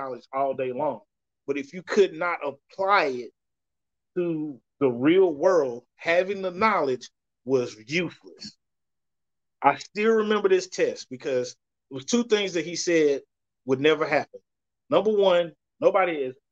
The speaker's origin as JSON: {"language": "English", "town": "Dallas", "region": "Texas", "country": "United States", "tie": "born or raised there", "also_born_or_lived": "Garland, Texas / Florida", "said": "I grew up in Oak Cliff. I just moved away for a little bit and came back"}